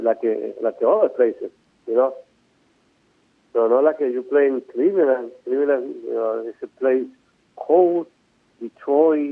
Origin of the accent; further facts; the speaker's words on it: Venezuela; I'm from Venezuela